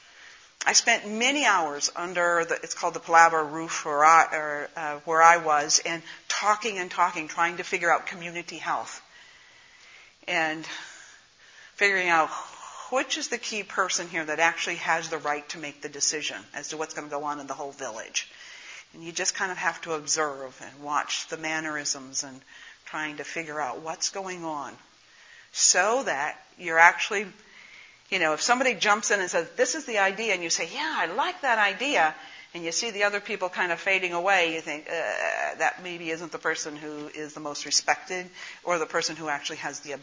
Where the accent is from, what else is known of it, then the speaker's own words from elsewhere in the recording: northern Minnesota, United States; accent: northern Minnesota; also born or lived in Pennsylvania; I have an accent. It's from northern Minnesota